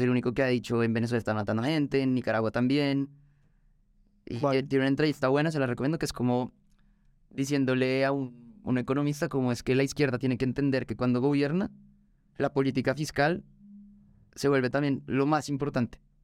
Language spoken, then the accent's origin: Spanish; Colombia